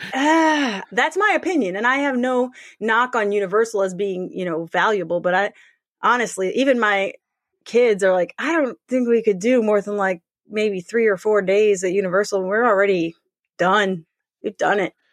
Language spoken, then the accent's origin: English; St. Louis, Missouri, United States; I grew up going to Six Flags. I'm from Saint Louis